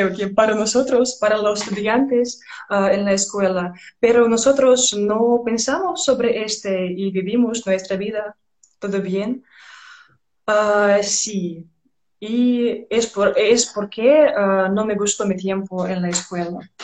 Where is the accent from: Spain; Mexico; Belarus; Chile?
Belarus; Spanish is a second language